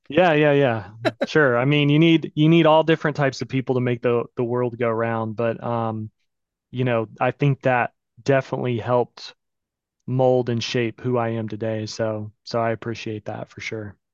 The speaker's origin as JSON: {"language": "English", "town": "Pensacola", "region": "Florida", "country": "United States", "also_born_or_lived": "New York", "said": "I moved back home. I'm from Pensacola, Florida"}